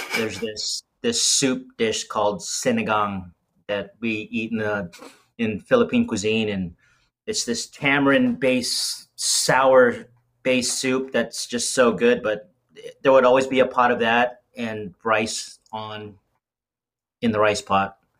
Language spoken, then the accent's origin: English; Las Vegas, Nevada, United States; moved away as an adult; also born or lived in Southern California; now in Cincinnati, United States; originally from born in Southern California um, spent the majority of my life in Las Vegas